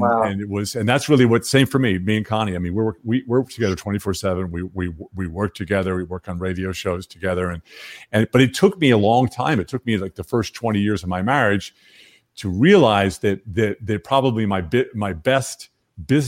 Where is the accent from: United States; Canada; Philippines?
United States; Long Island, New York; I was born on Long Island, but the whole several generations of my families are farmers in North Carolina